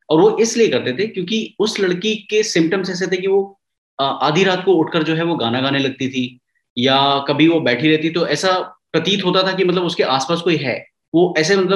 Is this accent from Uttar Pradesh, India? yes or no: yes; Kanpur, Uttar Pradesh, India; कानपुर में पला बड़ा हूँ और रेलवे hmm. कॉलोनी में रहता था